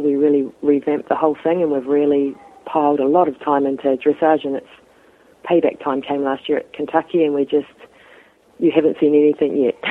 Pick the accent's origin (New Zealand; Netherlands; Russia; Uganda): New Zealand; bottom of the North Island; I'm from the North Island, which is um, you know New Zealand's two parts. So it's the bottom of the North Island